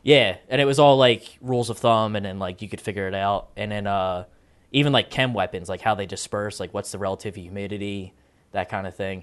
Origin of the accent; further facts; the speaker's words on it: East Coast, United States; I'm from the East Coast